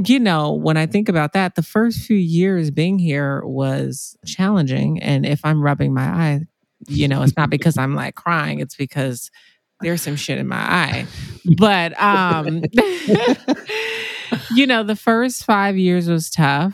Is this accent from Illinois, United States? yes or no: yes; Chicago, Illinois, United States; moved away as an adult; now in Los Angeles, United States; I grew up in Chicago, south side of Chicago